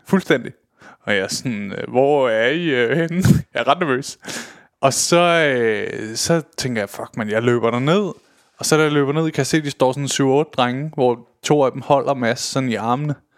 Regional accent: Køge, Zealand, Denmark; nede i Køge, hvor jeg kommer fra

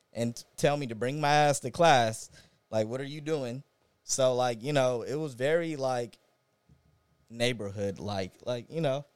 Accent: Inglewood, California, United States; also born or lived in Los Angeles; I'm a Inglewood native. Born and raised, um, I've lived all over L

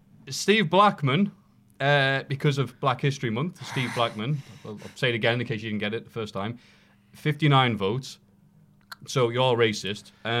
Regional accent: Carlisle, North West England, United Kingdom; my accent's a bit weird. I'm from Carlisle.

